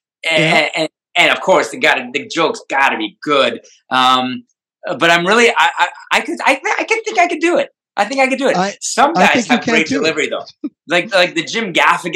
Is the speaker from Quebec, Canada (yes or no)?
no; Hamilton, Ontario, Canada; I'm from Hamilton.